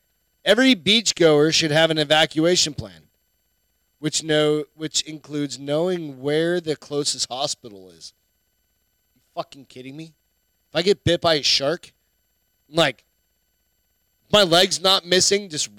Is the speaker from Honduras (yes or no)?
no; New Hampshire, United States; accent: New Hampshire; I'm from New Hampshire. It's taken me 25 years to get rid of my goddamn New Hampshire.